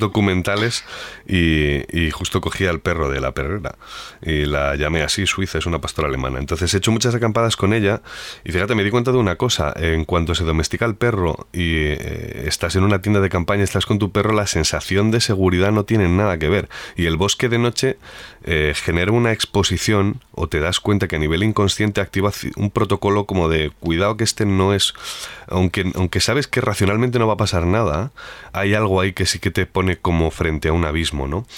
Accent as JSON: {"language": "Spanish", "town": "Madrid", "region": "Community of Madrid", "country": "Spain", "tie": "born or raised there", "also_born_or_lived": "Castile and León", "said": "soy de ciudad, nací en Madrid, pero me he empapado mucho en Castilla y León"}